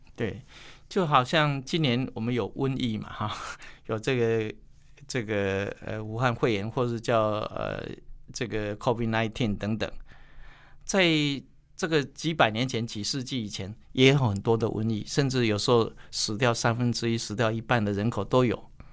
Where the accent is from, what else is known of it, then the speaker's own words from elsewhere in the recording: Taiwan; 我的故乡在埔子